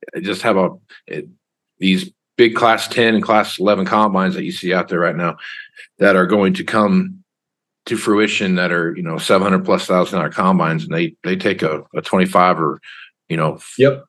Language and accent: English; Wichita, Kansas, United States; I'm from Wichita, Kansas